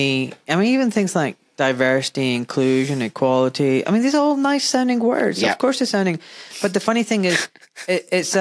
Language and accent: English; Glasgow, Scotland, United Kingdom; I grew up in Glasgow in a Pakistani community